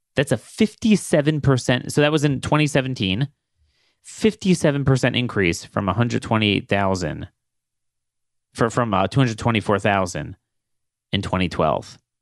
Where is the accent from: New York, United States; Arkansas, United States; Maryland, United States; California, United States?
Maryland, United States; Baltimore; growing up in Ba-, the Baltimore area